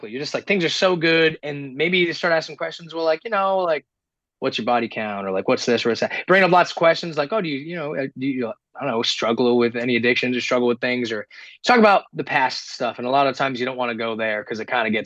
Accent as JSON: {"language": "English", "region": "New England", "country": "United States", "said": "I'm also so we're both from New England."}